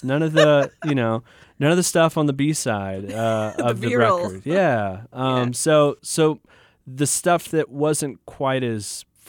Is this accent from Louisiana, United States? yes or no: no; Illinois, United States; now in Arkansas, United States; I grew up in Illinois